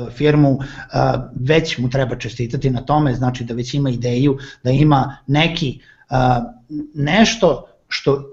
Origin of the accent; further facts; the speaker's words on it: Serbia